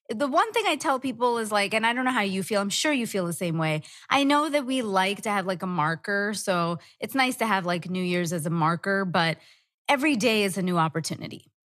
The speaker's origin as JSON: {"language": "English", "region": "Dubai", "country": "United Arab Emirates", "tie": "born or raised there", "said": "I was born in Dubai"}